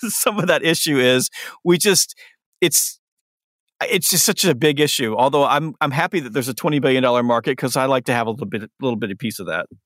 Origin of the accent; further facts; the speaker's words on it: the South, United States; I'm from the South